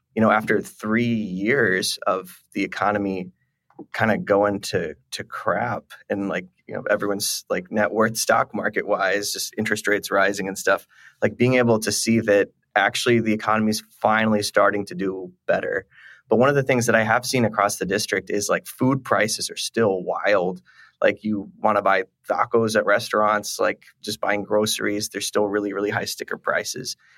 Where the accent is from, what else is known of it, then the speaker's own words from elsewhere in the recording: Texas, United States; as a Texan